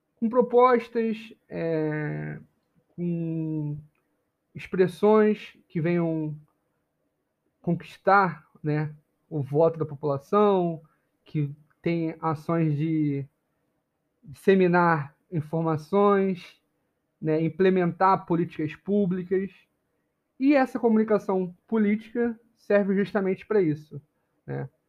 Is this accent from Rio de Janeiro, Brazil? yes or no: yes; Rio de Janeiro, Brazil; Eu sou do Rio